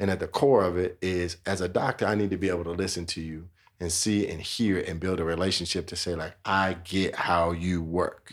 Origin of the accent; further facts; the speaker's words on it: Chicago, Illinois, United States; now in Denver, United States; I grew up in Chicago, Illinois